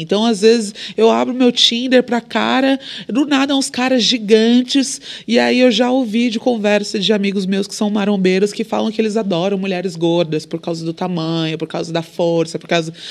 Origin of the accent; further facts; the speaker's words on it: Brazil; Sou brasileira